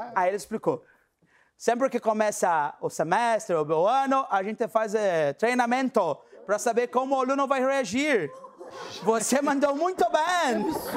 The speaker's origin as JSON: {"language": "Portuguese", "country": "Brazil", "said": "eu sou brasileiro"}